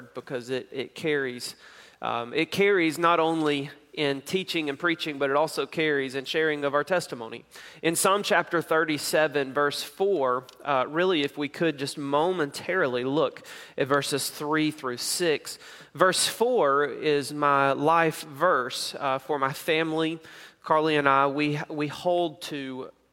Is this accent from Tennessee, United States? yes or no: yes; Knoxville, Tennessee, United States; moved away; also born or lived in Jackson, Mississippi; I grew up in Knoxville, Tennessee, born in Jackson, Mississippi, grew up in Knoxville, Tennessee